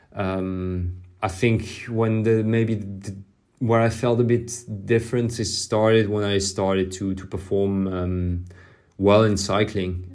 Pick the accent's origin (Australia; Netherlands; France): France; English is a second language; I grew up in France